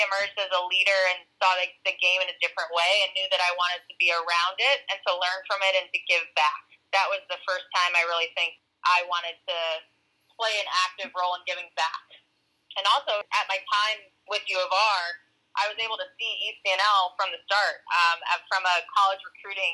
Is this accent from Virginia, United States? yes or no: yes; Woodbridge, Virginia, United States; My soccer journey began at about 4 years old in Northern Virginia. I grew up in Woodbridge